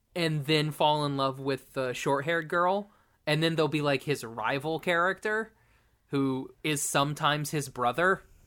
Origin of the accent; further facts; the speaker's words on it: Oklahoma, United States; I went to a private school in Oklahoma